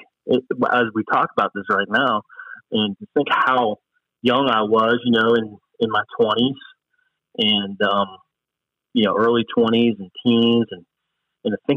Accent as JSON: {"language": "English", "town": "Fairfax", "region": "Virginia", "country": "United States", "tie": "born or raised there", "said": "I grew up in Northern Virginia, so I grew up in the Fairfax area. I was a city boy."}